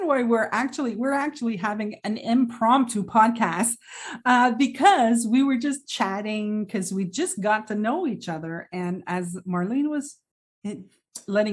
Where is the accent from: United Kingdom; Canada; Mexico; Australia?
Canada; We're both from Canada.